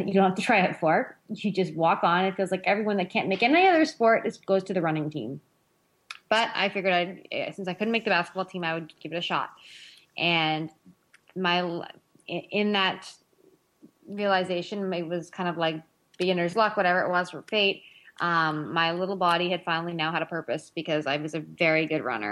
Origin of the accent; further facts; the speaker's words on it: Northern Ontario, Canada; I grew up in Northern Ontario, Canada